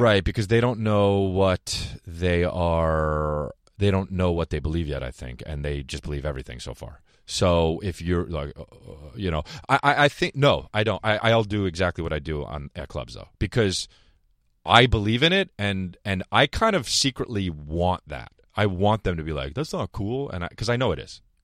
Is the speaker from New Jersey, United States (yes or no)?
yes; New Jersey, United States; I'm from New Jersey